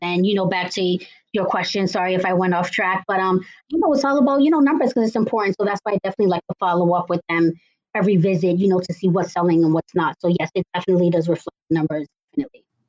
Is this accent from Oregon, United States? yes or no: no; Cambridge, Massachusetts, United States; I am from Cambridge, Massachusetts